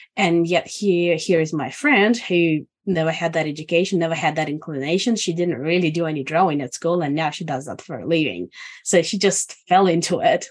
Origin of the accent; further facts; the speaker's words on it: Estonia; now in Australia; I'm originally from Estonia. And I've been in Australia since December 2000.